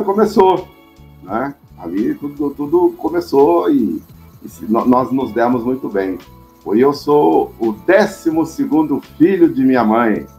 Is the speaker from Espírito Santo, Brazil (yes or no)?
no; Cachoeira Paulista, São Paulo, Brazil; Nasci em São Paulo e logo fui, é, tive um presente de Deus, digamos assim, e fui, fui morar no interior, numa cidadezinha chamada Cachoeira Paulista, lá no Vale do Paraíba